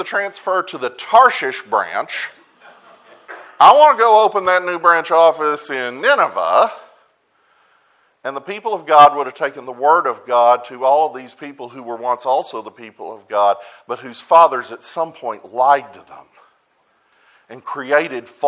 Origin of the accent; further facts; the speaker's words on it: United States; I'm an American